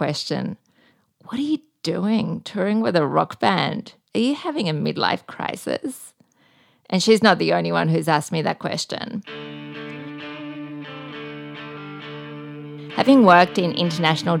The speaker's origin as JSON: {"language": "English", "country": "Australia", "moved": "yes", "lives_now": "Bali, Indonesia", "said": "I'm an Australian living in Bali"}